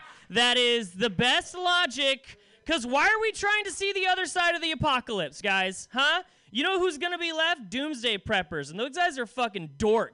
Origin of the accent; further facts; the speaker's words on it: Salem, Oregon, United States; I come from Salem, which is a town no one gives a shit about